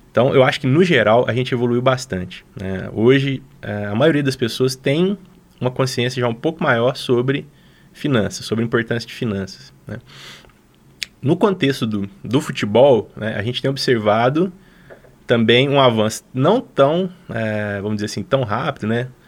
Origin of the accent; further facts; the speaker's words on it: Belo Horizonte, Minas Gerais, Brazil; now in Lavras, Brazil; viemos parar em Lavras, a gente veio de Belo Horizonte para Lavras